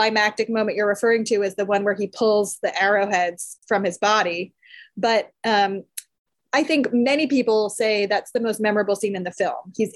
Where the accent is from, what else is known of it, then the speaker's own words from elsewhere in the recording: United States; I'm an American